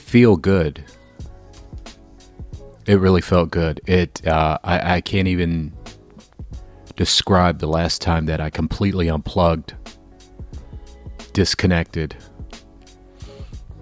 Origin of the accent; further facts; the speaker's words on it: Jacksonville, Florida, United States; moved away as an adult; now in Chicago, United States; I was born and raised in Jacksonville, and you know, I've been in Chicago well over 10 years